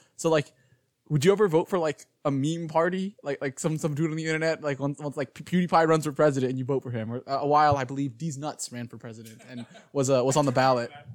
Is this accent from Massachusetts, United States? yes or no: no; Houston, Texas, United States; I'm from Houston